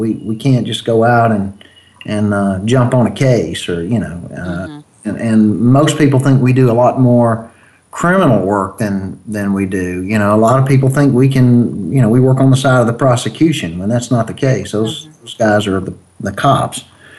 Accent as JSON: {"language": "English", "region": "Mississippi", "country": "United States", "said": "Yeah, I'm from Mississippi, so sometimes you explain things slow to me."}